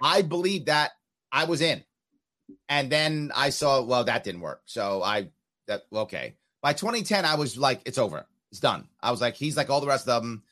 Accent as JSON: {"language": "English", "town": "New York City", "region": "New York", "country": "United States", "tie": "born or raised there", "said": "I was raised in New York City"}